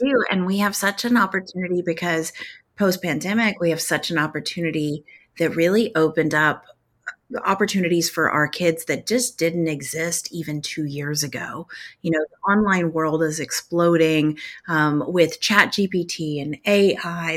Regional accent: Tornado Alley, United States; I grew up in Tornado Alley

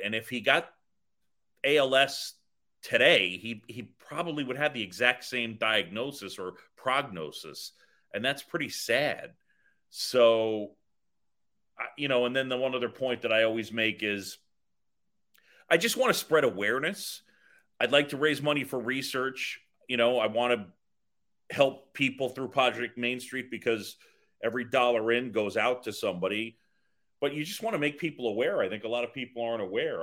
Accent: New York City, New York, United States; also born or lived in Philadelphia; I grew up in New York City after moving from Philadelphia

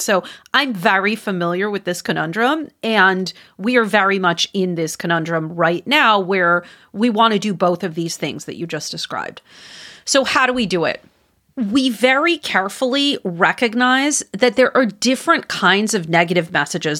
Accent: Wisconsin, United States; moved away; my home state. I don't live there anymore, but I'm from there, Wisconsin

